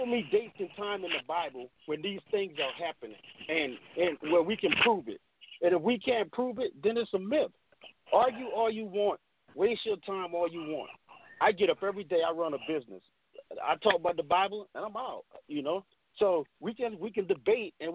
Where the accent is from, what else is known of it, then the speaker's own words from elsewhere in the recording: Beaufort, South Carolina, United States; I grew up in Gullah, so which is an African community in Beaufort, South Carolina